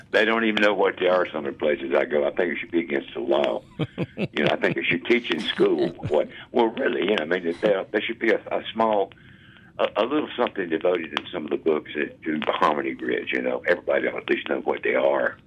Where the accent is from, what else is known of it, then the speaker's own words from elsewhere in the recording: the South, United States; I'm from the South.